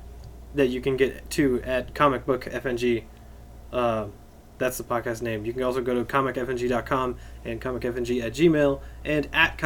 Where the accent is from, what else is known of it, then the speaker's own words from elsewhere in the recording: United States; We're American